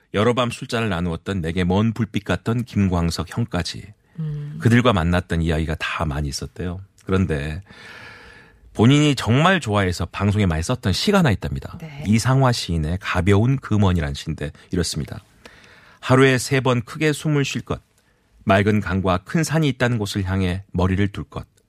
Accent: Mokpo, South Jeolla, South Korea; 저도 고향이 목포로 앞에가 이 수평선이 안 보이는 바다예요

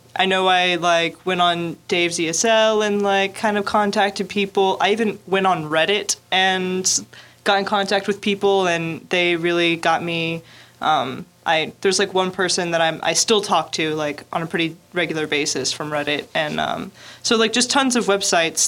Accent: the southern United States, United States; moved away as an adult; now in Daegu, South Korea; I'm from the southern United

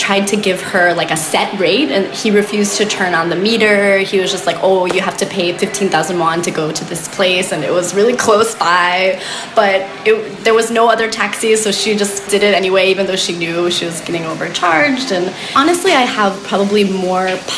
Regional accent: United States; moved away as an adult; now in Seoul, South Korea; I'm an American living in Seoul. I've been here for about 8.5 years now

